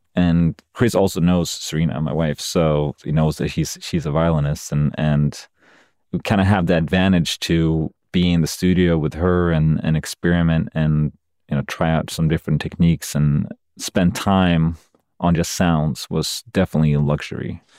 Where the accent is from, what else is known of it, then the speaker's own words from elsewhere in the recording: Sweden; moved away as an adult; now in United States; I moved to America about fifteen years ago, and this is the first time when I'm in Sweden, my home country